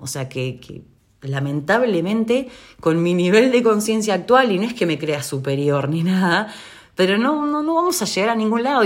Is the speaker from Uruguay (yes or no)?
yes; Uruguay; en Uruguay, es el país de donde yo soy